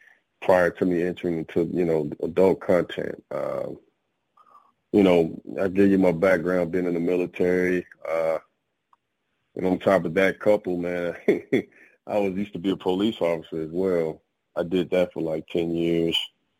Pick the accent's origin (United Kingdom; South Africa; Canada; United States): United States; Jackson, Mississippi; moved away as an adult; I am originally from Jackson, Mississippi, man. I've been, you know, I was in the military, so I've kind of like been all over. But that is where I was originally born, in Jackson, Mississippi.